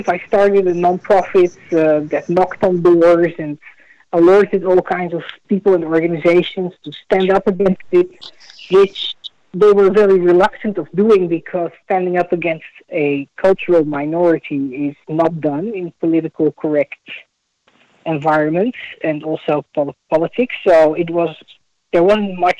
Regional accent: Netherlands; moved away as an adult; now in United States; as a child of Holocaust survivors, growing up in Holland

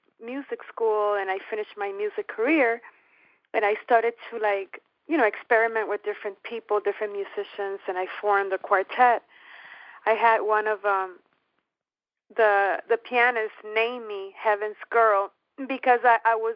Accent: New York City, New York, United States; moved away; also born or lived in Miami; I was born in the Bronx, New York, of Puerto Rican parents.

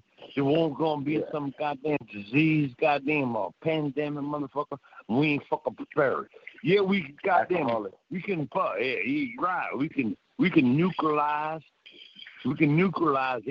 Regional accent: United States; I'm American

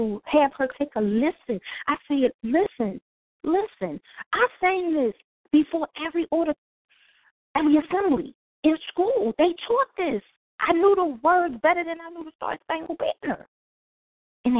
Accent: Philadelphia, Pennsylvania, United States; moved away as an adult; now in Raleigh, United States; I was born and raised in North Philadelphia, went to public schools in North Philadelphia

